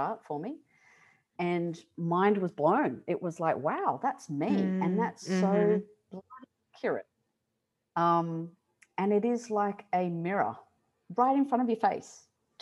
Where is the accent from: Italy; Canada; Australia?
Australia; Sydney, New South Wales; I was born in Sydney, Australia, to Italian parents